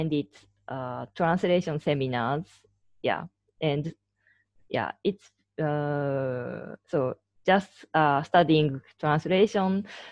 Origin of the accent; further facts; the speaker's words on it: Chiba, Japan; English is a second language; also born or lived in Osaka, Japan / Austria; now in Tokyo, Japan; I'm originally from Chiba Prefecture in Japan